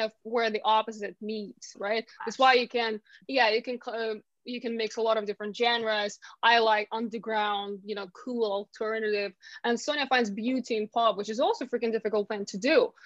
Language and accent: English; Ukraine; English is a second language; moved away as an adult; now in London, United Kingdom